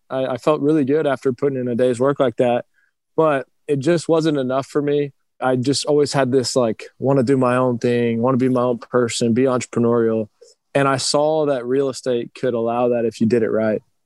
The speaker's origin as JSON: {"language": "English", "town": "Round Rock", "region": "Texas", "country": "United States", "tie": "born or raised there", "also_born_or_lived": "Cleveland, Ohio", "said": "I was born in Cleveland. I moved to Round Rock, Texas, just north of Austin when I was three years old"}